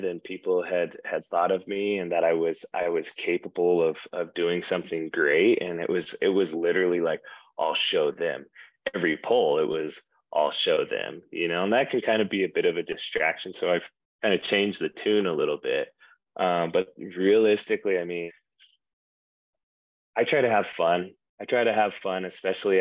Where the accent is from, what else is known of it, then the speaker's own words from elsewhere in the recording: Ogden, Utah, United States; also born or lived in Hyrum, Utah; I'm from Ogden